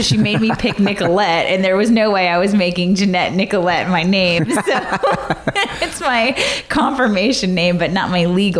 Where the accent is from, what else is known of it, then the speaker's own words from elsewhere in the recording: the South, United States; I mean, growing up in the South, you know, all my friends are like, my daddy said I can't go on a date till I'm 16 years old.